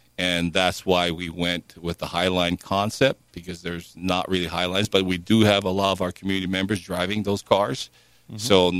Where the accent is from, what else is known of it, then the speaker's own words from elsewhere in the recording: Hawaii, United States; now in Washington City, United States; I come from Hawaii.